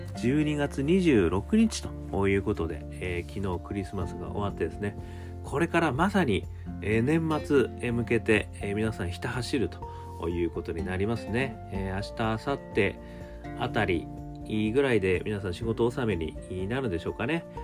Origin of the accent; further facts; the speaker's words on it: Sapporo, Hokkaido, Japan; 私もあの札幌出身でございますので